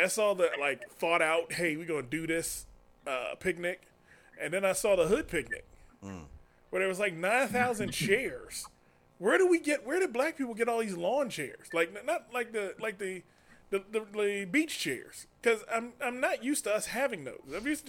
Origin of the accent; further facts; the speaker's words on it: United States; I grew up in Southeast.